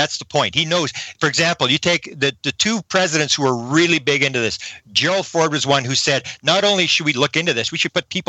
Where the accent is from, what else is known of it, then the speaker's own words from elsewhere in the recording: Canada; People ask me, because I'm a Canadian, they say, well, what's the Canadian government?